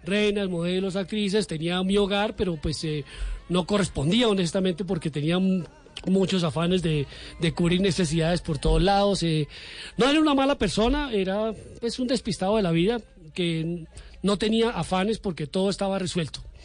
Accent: Cúcuta, Norte de Santander, Colombia; moved away as an adult; now in Bogotá, Colombia; Yo soy de Cúcuta, Mediterránea, vigía de la frontera, la cuna de la República, muy noble, valerosa y leal villa. Entonces eh, vengo a formarme, a estudiar en la universidad.

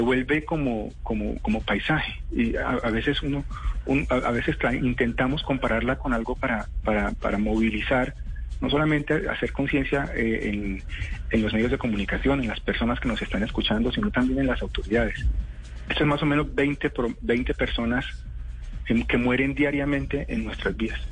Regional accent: Colombia

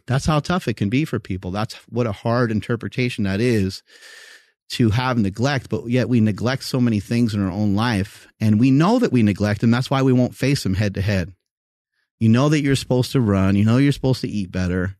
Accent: New York, United States; I grew up in New York

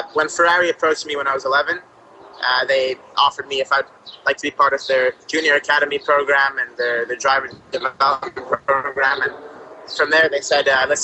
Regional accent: Quebec, Canada; I'm from Quebec, Canada

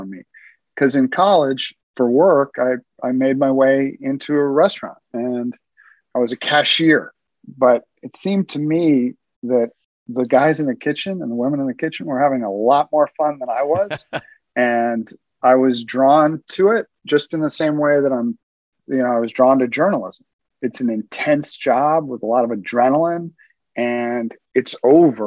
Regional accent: New York City, New York, United States; I grew up in Brooklyn, New York

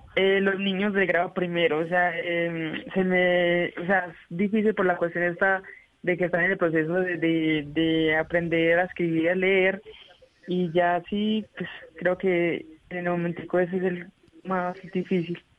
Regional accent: Giraldo, Antioquia, Colombia; also born or lived in Vichada; Yo soy del municipio de Girardo, Antioquia, también occidente em, antioqueño.

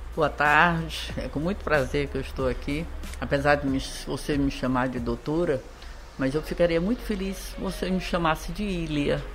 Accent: Ceará, Brazil; moved away; eu voltei para o Ceará, fiz faculdade

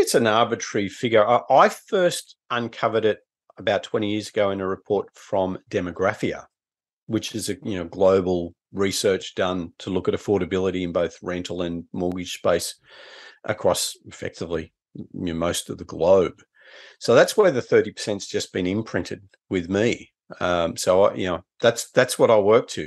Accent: Newcastle, New South Wales, Australia; my hometown of Newcastle

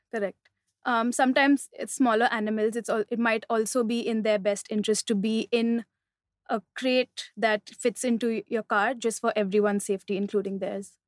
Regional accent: Mumbai, Maharashtra, India; also born or lived in Delhi; I'm from Bombay.

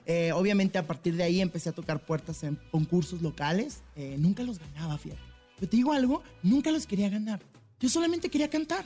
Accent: Tijuana, Baja California, Mexico; yo regreso a mi ciudad, yo soy de Tijuana, Baja California, arriba

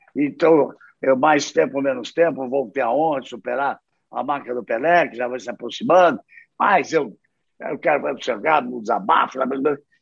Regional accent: Rio de Janeiro, Brazil; moved away as an adult; now in Londrina, Brazil; sou carioca

